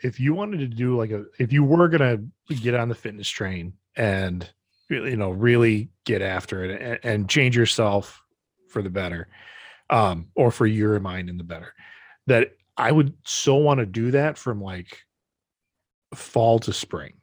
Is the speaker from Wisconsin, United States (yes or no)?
yes; Brodhead, Wisconsin, United States; born or raised there; moved away